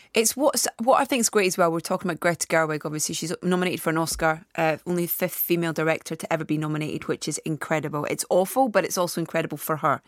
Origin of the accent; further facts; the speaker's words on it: Anstruther, Scotland, United Kingdom; from a little fishing village called Anstruther, which is on the east coast near Saint Andrews